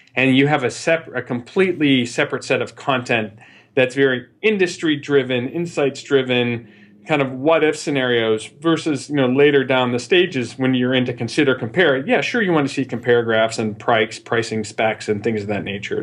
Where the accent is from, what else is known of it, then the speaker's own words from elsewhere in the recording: Midwest, United States; moved away as an adult; also born or lived in New York / Chicago / San Francisco; I always maintained my Midwestern roots